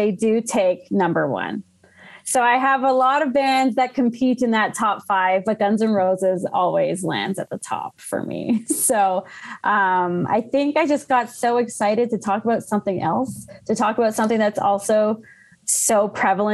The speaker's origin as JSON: {"language": "English", "town": "Ottawa", "region": "Ontario", "country": "Canada", "tie": "born or raised there", "moved": "as an adult", "lives_now": "Calgary, Canada", "said": "born and raised in Ottawa, but moved out here about 10 years ago"}